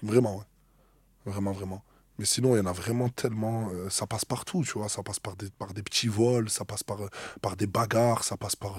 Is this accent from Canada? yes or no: no; Marseille, Provence-Alpes-Côte d'Azur, France; also born or lived in Metz; Je viens de Marseille, mais je suis né à Metz en 96 et en gros, il y a toute ma famille là-bas. Mais moi, je suis complètement marseillais